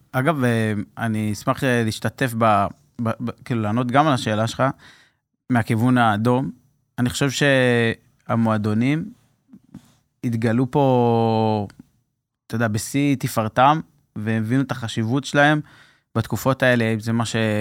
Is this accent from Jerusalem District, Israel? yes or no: no; Mefalsim, Southern District, Israel; moved away as an adult; also born or lived in Dan Accadia hotel, Herzliya; אני במקור מקיבוץ מפלסים, נולדתי במפלסים